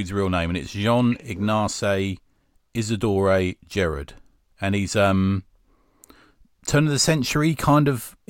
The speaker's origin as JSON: {"language": "English", "region": "London", "country": "United Kingdom", "said": "I think being a Cockney"}